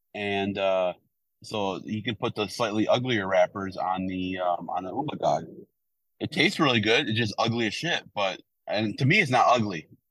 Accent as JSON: {"language": "English", "town": "Milwaukee", "region": "Wisconsin", "country": "United States", "moved": "yes", "said": "I'm from Milwaukee."}